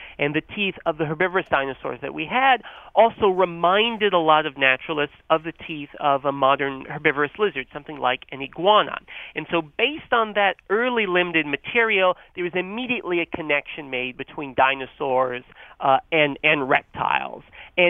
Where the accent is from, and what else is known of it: North Carolina, United States; born or raised there